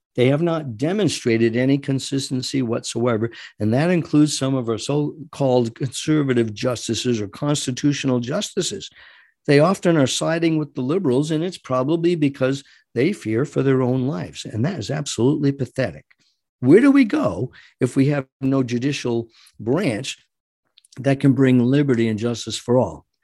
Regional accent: United States; as an American

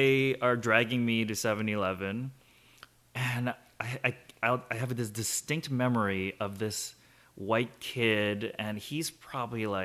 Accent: Hawaii, United States; also born or lived in South Korea / Boston; when my family and I immigrated from Korea, we landed in Hawaii, and I grew up very American because I was 5 years old when I came through

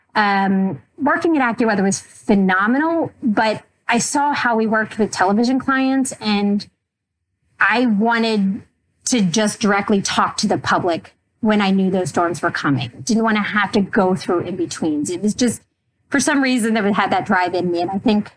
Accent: Pennsylvania, United States; I was at Penn State because I'm from Pennsylvania and it was in state

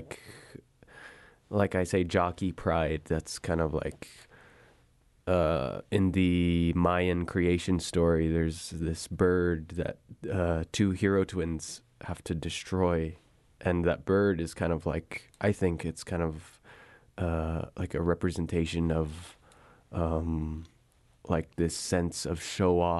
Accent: Window Rock, Arizona, United States; I grew up in Winter Rock

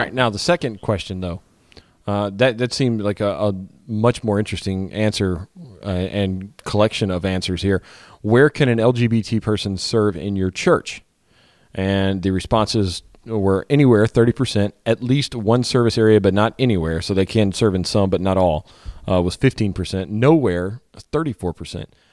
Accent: East Baton Rouge Parish, Louisiana, United States; moved away; the areas I grew up in in East Baton Rouge Parish, Tangipahoa Parish, Livingston Parish

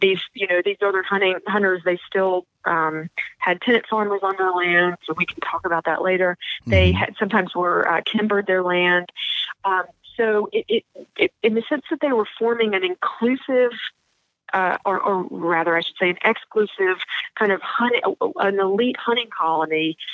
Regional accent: the South, United States; I'm from the South

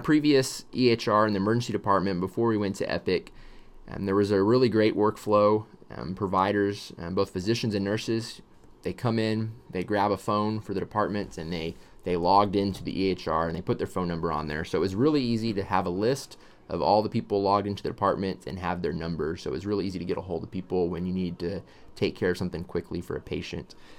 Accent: Texas, United States; I was born in Texas

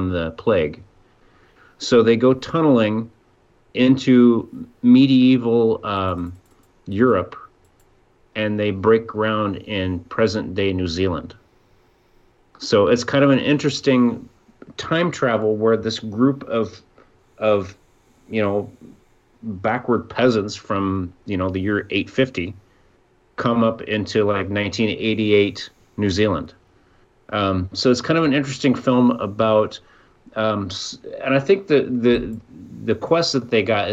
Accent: Southeast Iowa, United States; moved away; also born or lived in Michigan; I grew up in Iowa

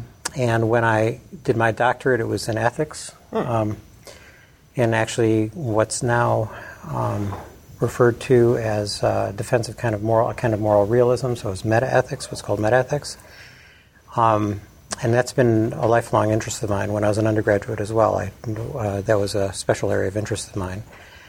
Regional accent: Chicago, Illinois, United States; accent: Chicago accent; moved away as an adult; now in Lubbock, United States; I'm from Chicago originally, my family and my wife's family are still up there. Largely. I have never sort of relinquished those ties, but I've been in Lubbock for 30 years plus, over 30 years, coming right out of graduate school.

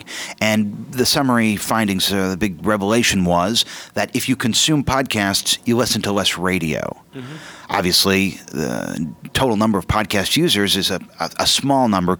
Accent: Los Angeles, California, United States; I was born and raised in Los Angeles, and I can remember going to Tower Records on Sunset

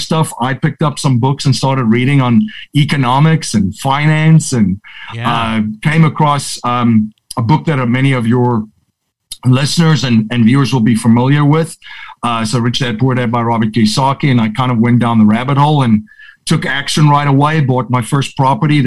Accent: South Africa; moved away as an adult; now in United States; grew up in South Africa, born and raised over there

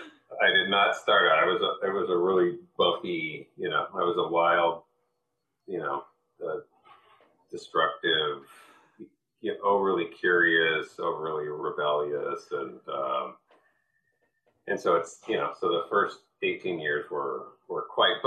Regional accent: Newport Beach, California, United States; born there; also born or lived in New York City; So I was born in Newport Beach, California, and early on my parents got divorced and my mother moved to New York City. So I bounced back and forth between West Coast and East Coast, mm-hmm. kind of two different worlds.

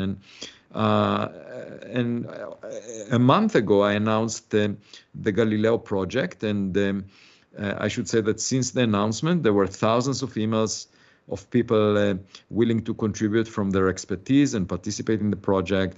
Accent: Israel; moved away as an adult; also born or lived in Princeton, United States; now in United States; I was born in Israel. I had to serve in the military

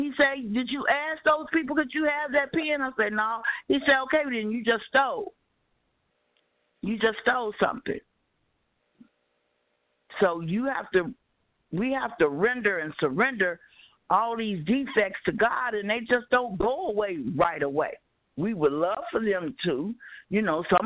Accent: Chicago, Illinois, United States; moved away as an adult; now in California, United States; I was born and raised in Chicago. I just left Chicago 4 years ago

